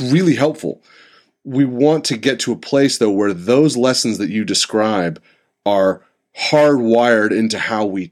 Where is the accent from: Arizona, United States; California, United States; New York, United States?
California, United States; Santa Rosa; also born or lived in San Diego; I moved back to my hometown. I'm in Santa Rosa